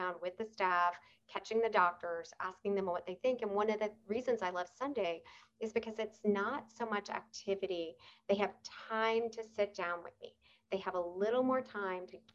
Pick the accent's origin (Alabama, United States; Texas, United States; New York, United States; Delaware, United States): New York, United States; moved away; I am a New Yorker